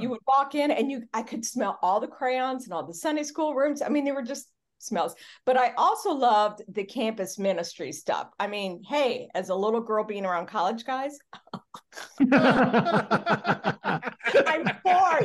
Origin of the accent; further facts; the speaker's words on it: Charleston, Illinois, United States; moved away; also born or lived in Sacramento; I was born in Charleston, Illinois in December